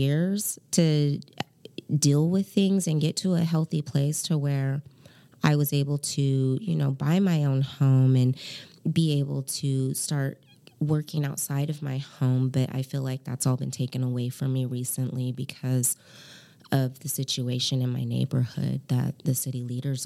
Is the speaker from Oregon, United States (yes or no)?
yes; Portland, Oregon, United States; moved away as an adult; also born or lived in Hawaii; I grew up in Portland